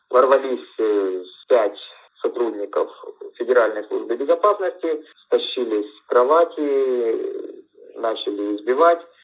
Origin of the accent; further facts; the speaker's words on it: Kryvyi Rih, Dnipropetrovsk Oblast, Ukraine; now in Crimea; поскольку я приехал из Кривого Рога, там на то время были живы еще родители, сейчас умерли, к сожалению, родственники там, ну и до сих пор многие остаются.